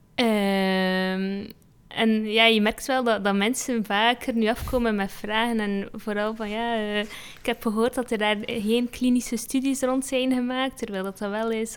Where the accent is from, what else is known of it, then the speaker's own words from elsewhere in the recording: Belgium; mijn ouders komen uit Marokko. Eh, dus en ik ben de, eh, dan in België geboren.